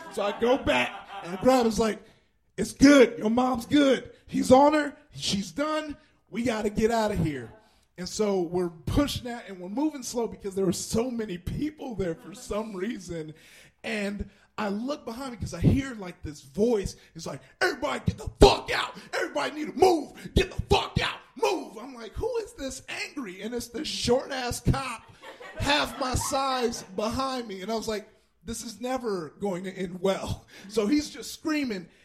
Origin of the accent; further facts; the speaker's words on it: Compton, California, United States; I grew up in Compton